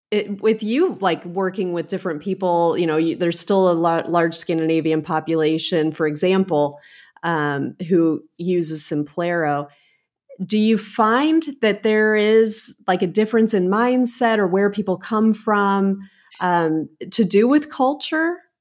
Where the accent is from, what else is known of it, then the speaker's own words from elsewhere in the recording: United States; also born or lived in England / Italy; I grew up in America